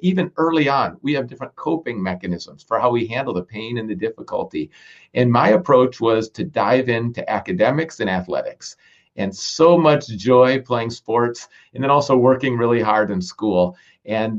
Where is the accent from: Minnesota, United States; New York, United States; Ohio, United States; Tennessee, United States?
Minnesota, United States; I grew up in Minnesota, freezing cold Minnesota